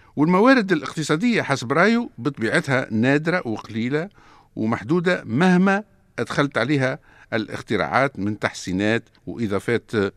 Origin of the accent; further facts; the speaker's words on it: Tunisia; عندنا في تونس